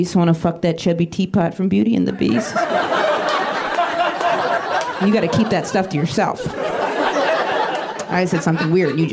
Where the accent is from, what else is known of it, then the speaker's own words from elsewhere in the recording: rural Maine, United States; moved away as an adult; now in New York, United States; I live in New York, but I grew up in rural Maine. I grew up in a town of 800 people